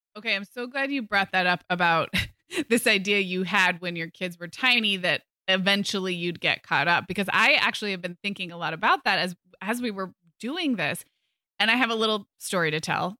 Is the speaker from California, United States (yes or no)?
yes; California, United States; moved away as an adult; also born or lived in Chicago; when I moved from California to Chicago for college